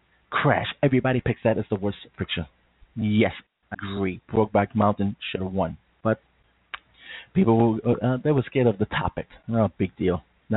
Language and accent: English; New York, United States; I'm a New Yorker.